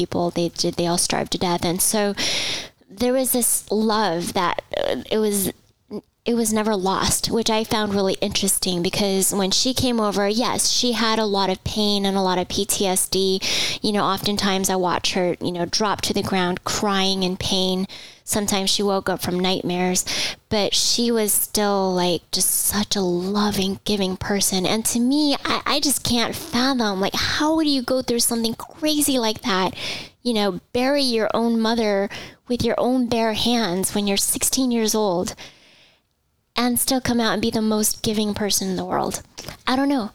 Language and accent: English; Southern California, United States; I was actually born and raised in Southern California.